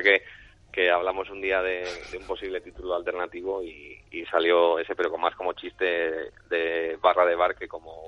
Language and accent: Spanish; San Sebastián, Basque Country, Spain; Como tamborreto que salí en la tamborra de San Sebastián infantil durante siete años